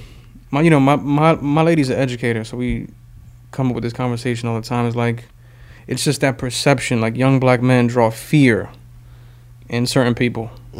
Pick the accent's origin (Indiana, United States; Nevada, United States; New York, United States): New York, United States; I used to work with youth, and I'm from the South Bronx.